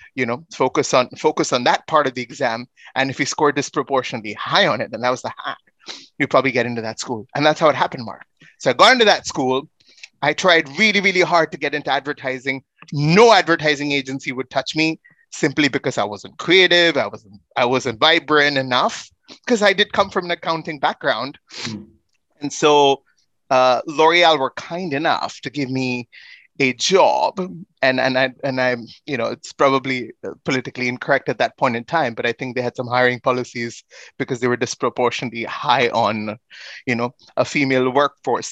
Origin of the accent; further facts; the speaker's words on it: India; I come from India